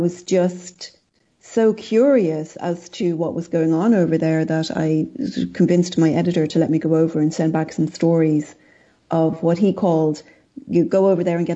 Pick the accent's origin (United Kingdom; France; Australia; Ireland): Ireland; I grew up in Ireland and I was raised Catholic